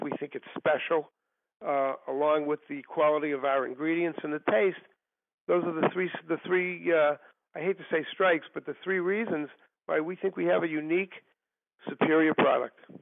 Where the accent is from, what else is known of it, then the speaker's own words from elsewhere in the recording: Massachusetts, United States; also born or lived in Washington D.C.; I am originally from Massachusetts, and I still live there today. Okay. and other than going to college in Washington D.C., uh, I've lived here all my life.